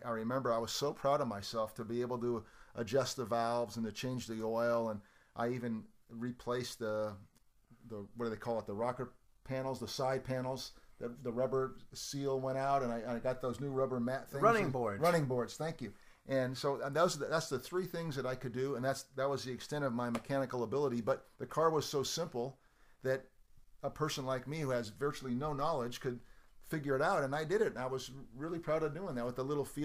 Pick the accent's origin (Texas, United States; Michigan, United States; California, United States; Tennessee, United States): California, United States; Walnut Creek; as a boy growing up in Walnut Creek